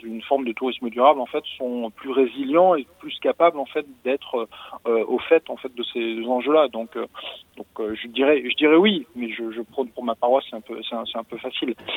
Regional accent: France; chez nous en France

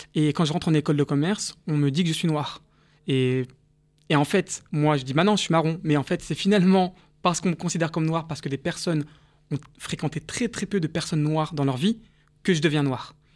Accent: Paris, Île-de-France, France; also born or lived in Nice / South Korea; dans le 13e arrondissement où j'ai, grandi

